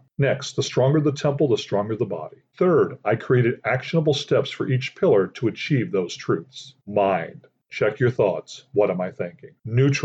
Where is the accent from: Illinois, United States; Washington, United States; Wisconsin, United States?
Illinois, United States; Aurora; I grew up in Aurora, Illinois, a large city about 45 minutes west of Chicago. I have lived there the majority of my life